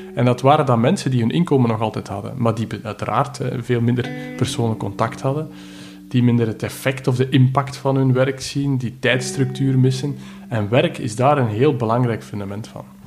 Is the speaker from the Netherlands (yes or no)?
no; Belgium; ik ben een Belg